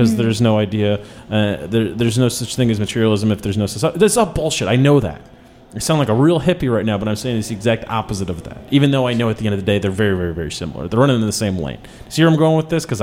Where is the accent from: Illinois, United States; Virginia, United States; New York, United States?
Illinois, United States; Chicago; I'm from Chicago.